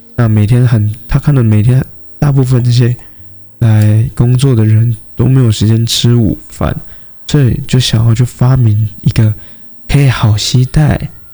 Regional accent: Taoyuan, Taiwan; now in Kaohsiung, Taiwan; 因为我本身是桃园人了，对啊，所以 虽然现在人在高雄，可是过年那段时间其实我已经开始在犹豫说要不要回到老家去跟家人过年了

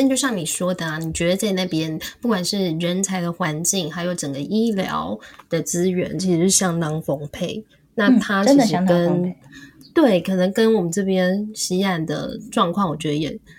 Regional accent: Taiwan; 身为台湾人，我觉得这个真的是也非常不容易耶。

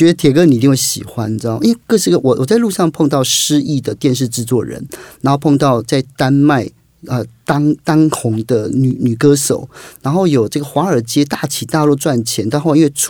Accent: Kaohsiung, Taiwan; 所以也花更多时间到外县，因为我是高雄人嘛

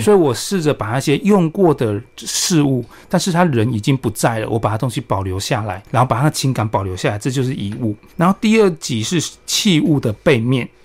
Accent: Chiayi, Chiayi County, Taiwan; also born or lived in Taipei; 我小时候从台北搬到嘉义来生活

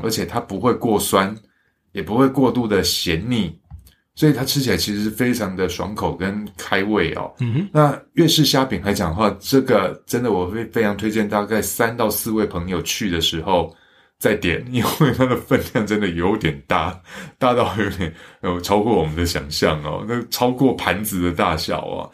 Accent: Xinying, Tainan, Taiwan; 我的老家新营

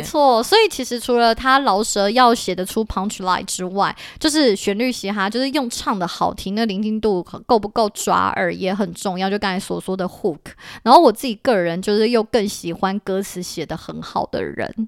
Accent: Taipei, Taiwan; 对，我觉得身为台北人很有共鸣

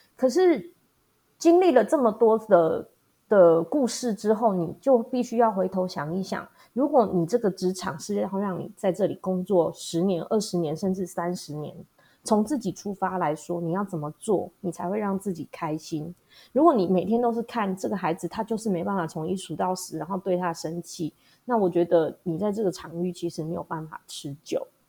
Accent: Hualien County, Taiwan; also born or lived in Taipei; 我是土生土长的花莲人。那大学的时候呢，到台北去念书开了几年的眼界，然后又回到花莲比较南区的地方。在山区的小学待了十几年之后，现在服务的是农村的小学

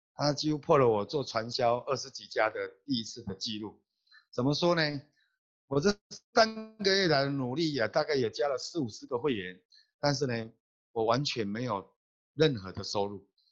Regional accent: Taiwan; 我是来自台湾的星光大师

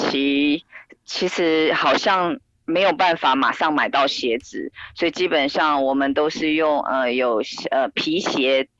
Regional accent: Taiwan; 更何况我们台湾人

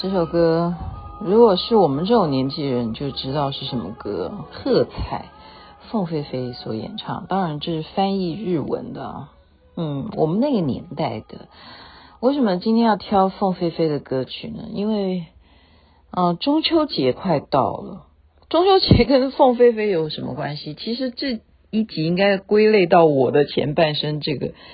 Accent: Taiwan; 我们台湾这边

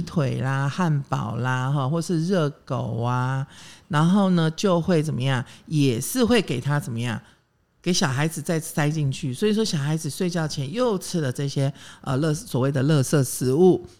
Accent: Taiwan; 我呢是眷村小孩长大的

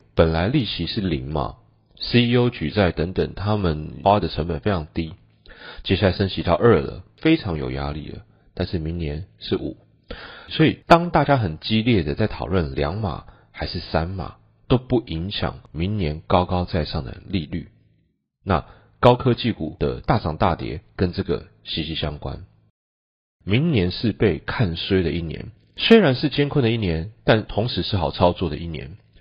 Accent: Taiwan; 我们台湾人

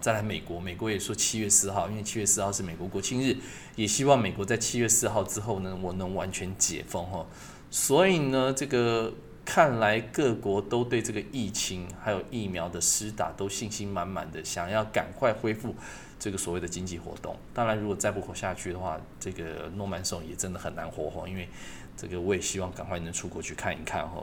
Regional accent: Taiwan; 我们台湾人的应景精神

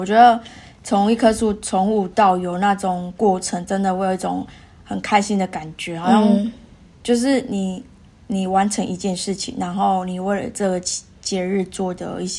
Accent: Taiwan; moved away as an adult; now in Perth, Australia; 就像我们从小在台湾一样，

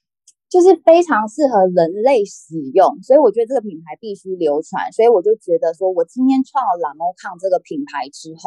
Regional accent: central-southern Taiwan, Taiwan; 其实我们就是中南部人，我们就是喜欢就是诚信，然后大方

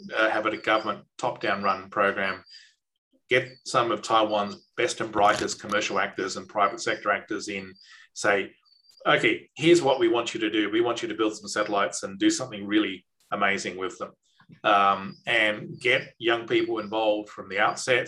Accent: Australia

